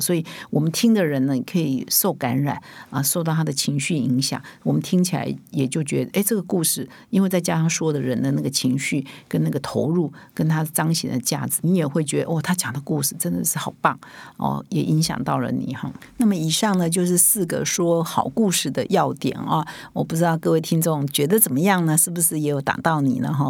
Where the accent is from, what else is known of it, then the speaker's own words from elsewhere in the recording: Taiwan; 我们台湾人